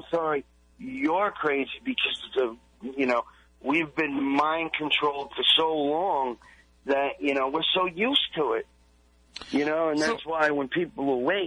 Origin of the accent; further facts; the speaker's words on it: Long Island, New York, United States; I grew up on Long Island